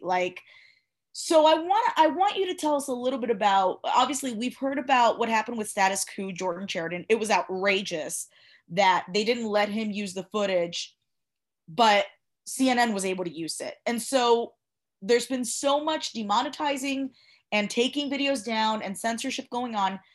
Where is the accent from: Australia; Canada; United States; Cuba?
Cuba; moved away; I was born in Cuba